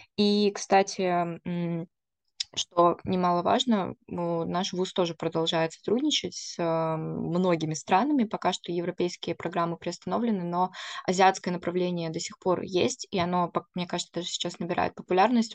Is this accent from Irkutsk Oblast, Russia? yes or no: yes; Irkutsk, Irkutsk Oblast, Russia; я просто сама из Иркутска